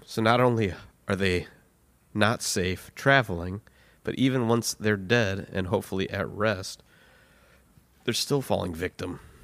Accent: United States; I'm American

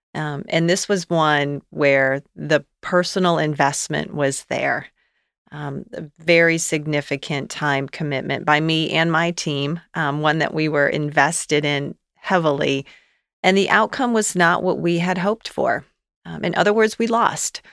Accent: Gaylord, Michigan, United States; moved away as an adult; also born or lived in Albion, Michigan / Winston-Salem, North Carolina; now in Cincinnati, United States; I grew up in northern Michigan, a okay. very small town in northern Michigan, Gaylord

